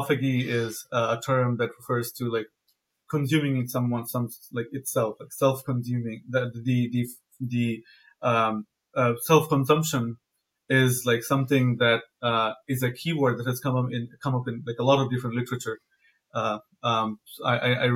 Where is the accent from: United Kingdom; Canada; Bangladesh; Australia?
Bangladesh; moved away as an adult; now in United States; So I come from Bangladesh. I'm originally from Bangladesh. I did my undergrad there, after my undergrad, I came here to do my PhD.